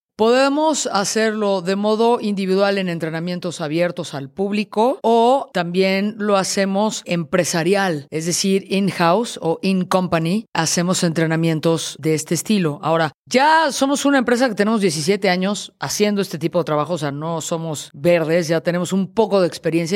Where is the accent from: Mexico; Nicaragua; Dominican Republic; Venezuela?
Mexico; Mexico City; Oriundo, originario, de la Ciudad de México